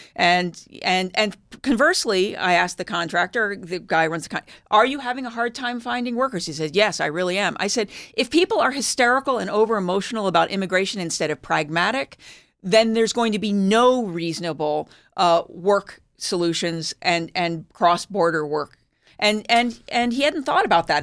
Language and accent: English; Philadelphia, Pennsylvania, United States; moved away; I grew up in Philadelphia